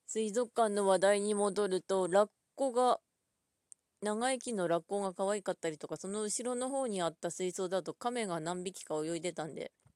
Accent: Ishikawa, Japan; 地元は石川県

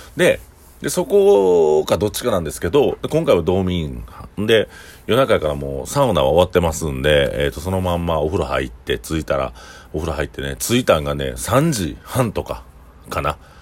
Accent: Osaka, Japan; accent: Osaka-ben; 僕らが普段使ってる大阪弁

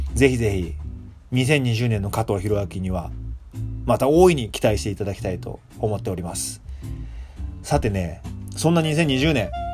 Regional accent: Japan; moved away; 年明けに日本に帰ってたんですけど

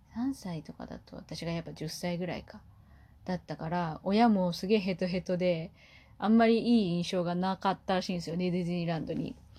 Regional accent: Kumamoto, Japan; 私は地元が熊本なので

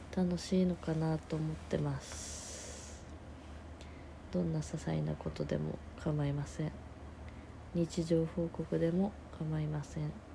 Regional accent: rural Aichi Prefecture, Japan; now in Tokyo, Japan; 私田舎出身で愛知県の田舎で出身なんですけど

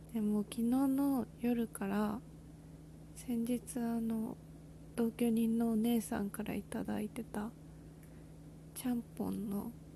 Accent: Kanto, Japan; moved away as an adult; now in Nagasaki, Japan; 私は関東人間

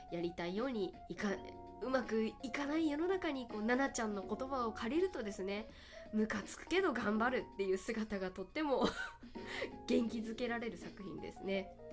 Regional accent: Kagoshima, Japan; moved away; 鹿児島が実家

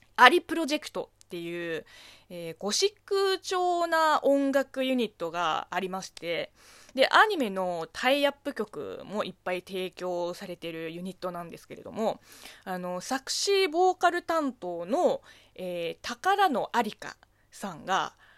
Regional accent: China; Japanese is a second language; 中国生まれ、中国育ちの私

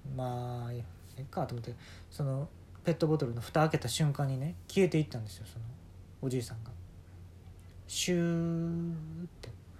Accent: Kansai, Japan; accent: Kansai dialect; 俺いつも関西弁で突っ込むんですけど

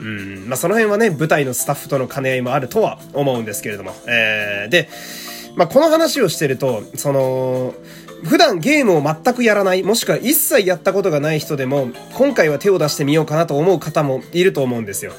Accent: Fukui, Japan; moved away; 福井に帰りたすぎて、あの、地元に帰りたすぎて

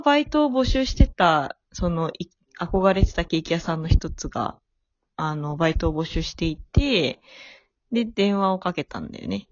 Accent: Japan; moved away as an adult; now in Tokyo, Japan; 私もね、地元は東京じゃなくて、あの、地方なんですけど

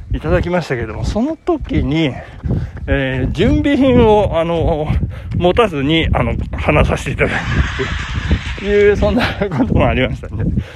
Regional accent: Japan; 私の地元は旭地区

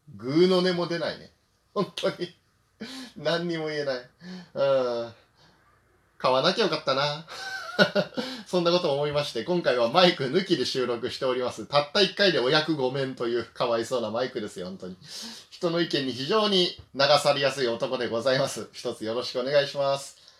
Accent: northeastern Chiba, Japan; 私の地元のその千葉の東はね、千葉北東部ってとこですね

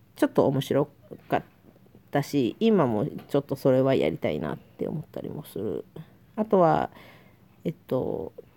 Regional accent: Osaka, Japan; accent: Osaka dialect; also born or lived in Tokyo; 私は東京生まれの大阪育ちっていうことで

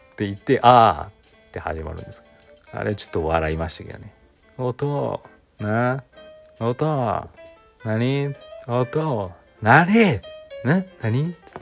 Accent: Aichi, Japan; 私愛知県出身なんですけど

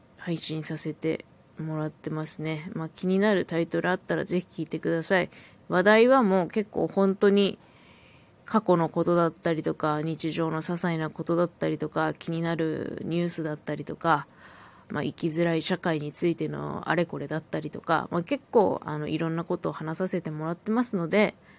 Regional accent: Hokkaido, Japan; 北海道生まれ、北海道育ちのさんじゅうさんさい

